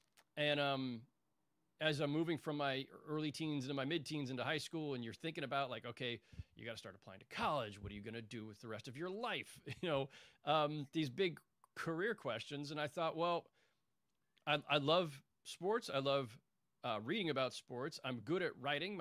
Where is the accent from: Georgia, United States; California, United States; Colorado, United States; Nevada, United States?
California, United States; San Jose; I grew up in the Bay Area, primarily in San Jose, California